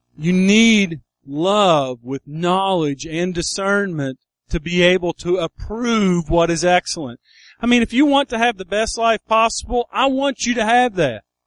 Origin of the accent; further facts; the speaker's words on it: United States; I was born on Buffalo Creek